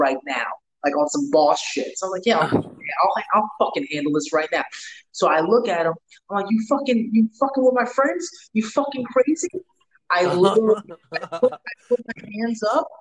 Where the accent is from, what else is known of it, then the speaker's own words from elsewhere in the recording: New York, United States; growing up in New York from like the early 2000s